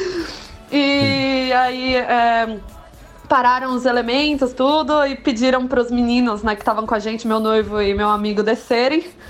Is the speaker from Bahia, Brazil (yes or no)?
no; São Paulo, Brazil; a gente é de São Paulo.